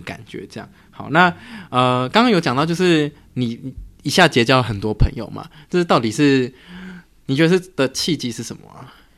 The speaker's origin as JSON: {"language": "Chinese", "country": "Taiwan", "tie": "born or raised there", "moved": "as an adult", "said": "我从小就在台湾长大，我是到大学才出国"}